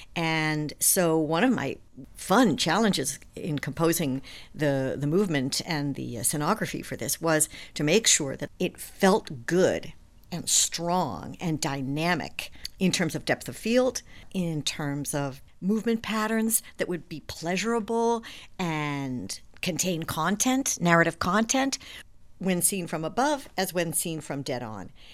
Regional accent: New York, United States; I'm a New Yorker

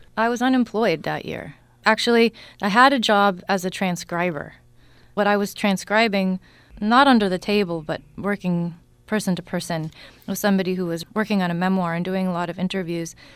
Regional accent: Newton, Massachusetts, United States; I grew up in Newton, Mass.

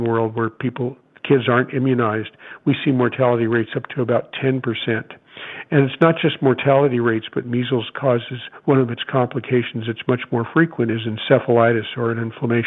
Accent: Oakland, California, United States; I grew up in Oakland

